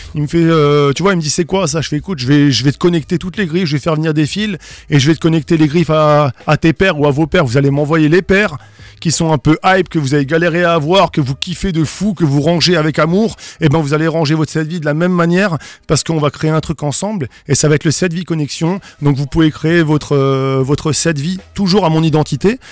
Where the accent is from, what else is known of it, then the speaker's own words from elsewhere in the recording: Strasbourg, Grand Est, France; je suis alsacien et strasbourgeois de naissance